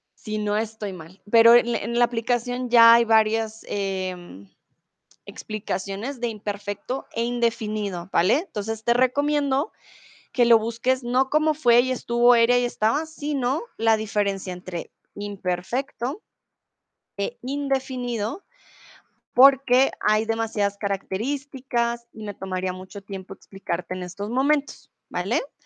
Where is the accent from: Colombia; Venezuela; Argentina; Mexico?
Colombia; Bogotá; now in Germany; soy de Colombia, de la capital de Bogotá